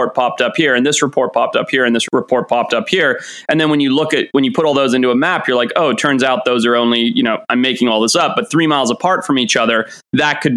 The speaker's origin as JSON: {"language": "English", "country": "Zimbabwe", "tie": "born or raised there", "moved": "yes", "said": "I grew up in Zimbabwe"}